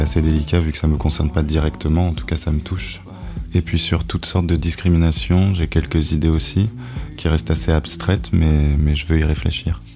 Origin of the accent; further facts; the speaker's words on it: Nice, Provence-Alpes-Côte d'Azur, France; moved away as an adult; also born or lived in Australia; now in Paris, France; alors je viens de Nice, dans le sud de la France